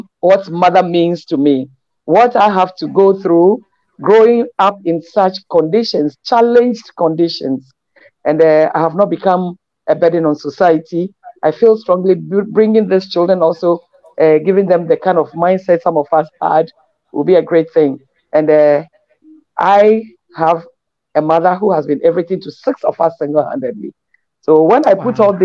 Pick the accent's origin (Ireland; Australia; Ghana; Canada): Ghana; I'm really a Ghanaian.